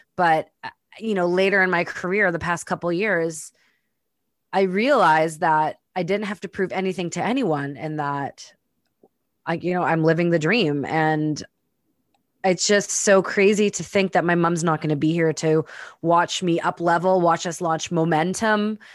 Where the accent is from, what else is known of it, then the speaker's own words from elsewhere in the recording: Winnipeg, Manitoba, Canada; moved away; I've spent the last few weeks in my hometown, Winnipeg, Manitoba